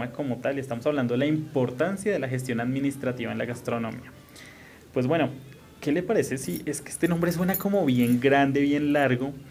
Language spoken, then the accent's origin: Spanish; Colombia; Y más si somos colombianos.